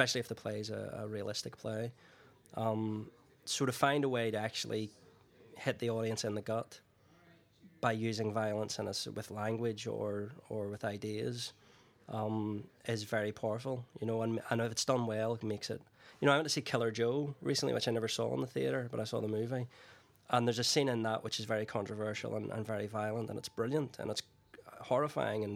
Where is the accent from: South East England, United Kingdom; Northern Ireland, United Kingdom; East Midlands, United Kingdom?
Northern Ireland, United Kingdom; growing up in Northern Ireland in the 70s and 80s